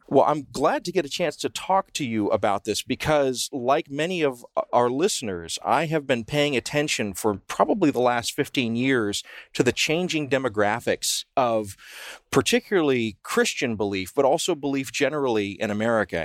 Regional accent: the South, United States; I grew up in the South

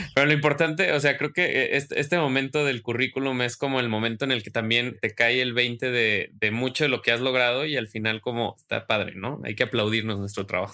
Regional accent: Mexico; yo como mexicano

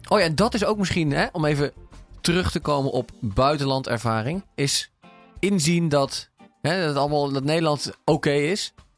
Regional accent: Singapore; bij ons in Singapore

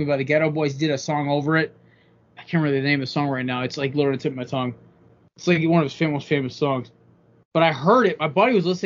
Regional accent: Connecticut, United States; we're from Connecticut

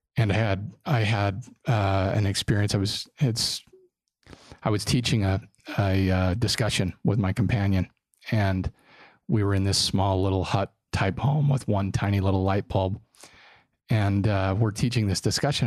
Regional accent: Draper, Utah, United States; I grew up in Draper when Draper wasn't a cool place to to live. It was a little farming community

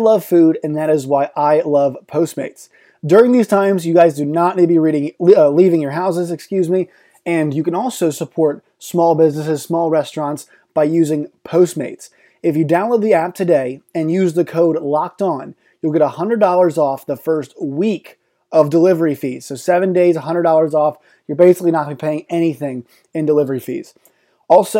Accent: Richmond, Virginia, United States; I grew up in Richmond

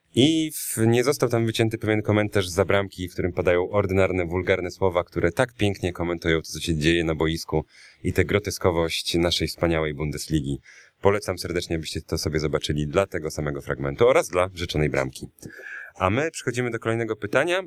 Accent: Białystok, Podlaskie Voivodeship, Poland; moved away as an adult; also born or lived in Ełk; jak najbardziej pochodzę z Białego Stoku, mimo że urodziłem się w Ełku. E, s- tam mieszkałem przez dziewiętnaście lat swojego życia, więc nie da się wyprzeć tego, tej podlaskości ze mnie

